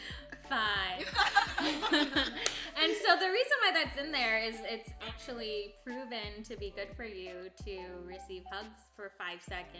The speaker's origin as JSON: {"language": "English", "country": "Guam", "moved": "yes", "said": "I'm from Guam and we believe in legends."}